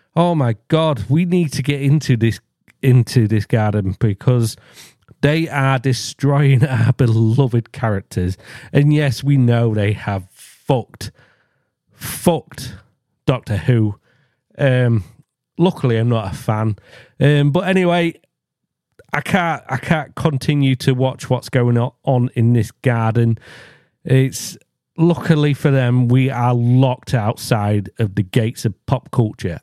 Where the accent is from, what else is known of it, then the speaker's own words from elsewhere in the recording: England, United Kingdom; I am English